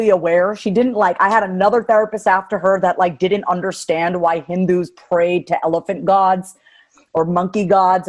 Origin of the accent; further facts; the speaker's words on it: New York, United States; moved away as an adult; also born or lived in Kansas City, Kansas; I'm a New Yorker, born and raised